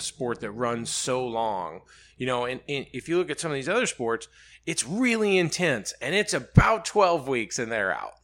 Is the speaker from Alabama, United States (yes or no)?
yes; Birmingham, Alabama, United States; moved away as an adult; now in Charlotte, United States; I grew up in Birmingham